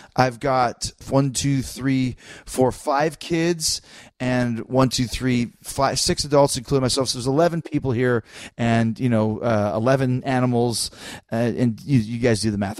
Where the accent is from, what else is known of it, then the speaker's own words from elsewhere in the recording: Canada; I'm Canadian